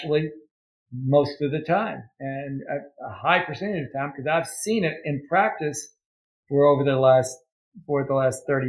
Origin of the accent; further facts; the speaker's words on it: Ashland, Kentucky, United States; moved away; I'm originally from Ashland, Kentucky.